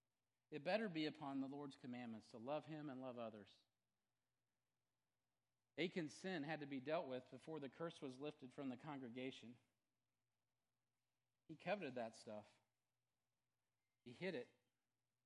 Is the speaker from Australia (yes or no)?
no; United States